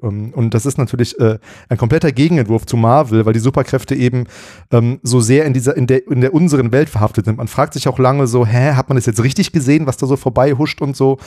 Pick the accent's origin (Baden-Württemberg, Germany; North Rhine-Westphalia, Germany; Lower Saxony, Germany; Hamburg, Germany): North Rhine-Westphalia, Germany; Bielefeld; moved away; in meiner alten Heimat äh, in Bielefeld